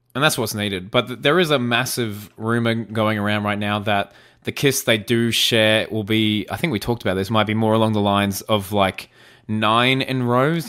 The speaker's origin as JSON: {"language": "English", "country": "Australia", "said": "I'm Australian. It's part of my dialect."}